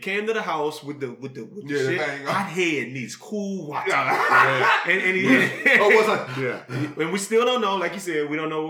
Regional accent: Acadiana, Louisiana, United States; I'm from Louisiana. Arcadiana.

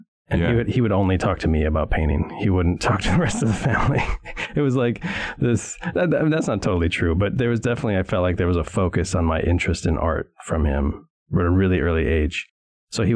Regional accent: St. Paul, Minnesota, United States; I grew up in St. Paul, Minnesota

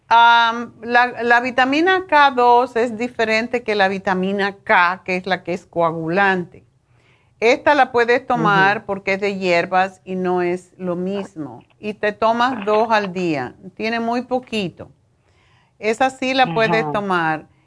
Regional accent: Michoacán, Mexico; ¿Tú eres mexicana? Sí, yo soy de Michoacán, sí. Pero no sé si en México se llama el nabo de otra forma.

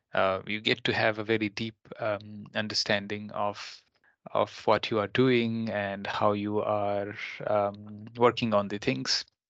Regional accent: Nepal; now in Finland; my home country in Nepal

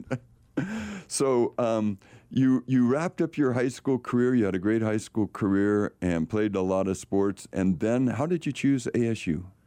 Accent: California, United States; I grew up in California

